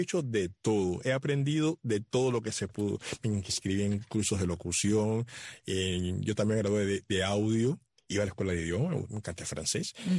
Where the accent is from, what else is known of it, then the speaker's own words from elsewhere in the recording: Cuba; moved away as an adult; also born or lived in Panama; now in Miami, United States; Luego salí de Cuba